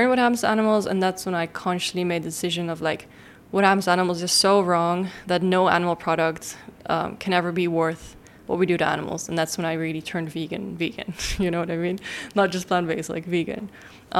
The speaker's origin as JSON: {"language": "English", "town": "Amsterdam", "region": "North Holland", "country": "Netherlands", "tie": "born or raised there", "said": "I was raised in Amsterdam in the Netherlands"}